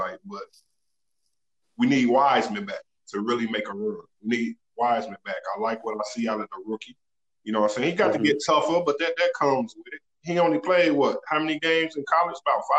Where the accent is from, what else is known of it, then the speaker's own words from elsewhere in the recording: Chicago, Illinois, United States; I'm from Chicago.